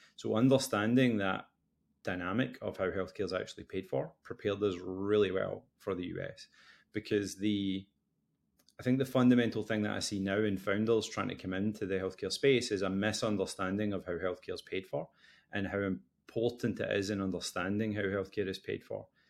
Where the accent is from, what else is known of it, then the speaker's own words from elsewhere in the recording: West Coast of Scotland, United Kingdom; now in Boston, United States; I'm originally from the West Coast of Scotland, although now living in Boston.